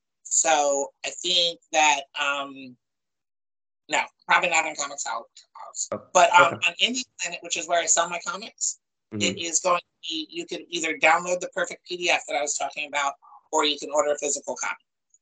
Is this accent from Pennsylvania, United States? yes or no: yes; Chester County, Pennsylvania, United States; moved away as an adult; also born or lived in North Jersey / West Philadelphia; I grew up in Chase County and I was living in West Philly up until two Julys ago.